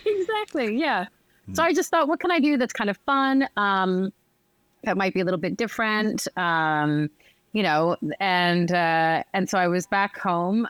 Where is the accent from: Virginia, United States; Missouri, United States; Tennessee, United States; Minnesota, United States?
Virginia, United States; Northern; moved away as an adult; now in Paris, France; I'm from just outside of DC. I'm from Northern Virginia, um, DC, basically